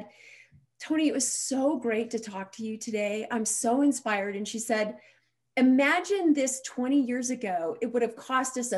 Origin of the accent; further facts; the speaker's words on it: Montana, United States; So I grew up in a small town in Montana, and today I actually still live in that small town in Montana.